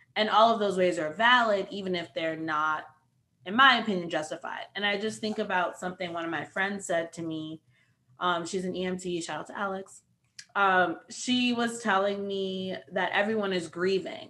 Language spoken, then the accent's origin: English; New York City, New York, United States; I'm also from New York City.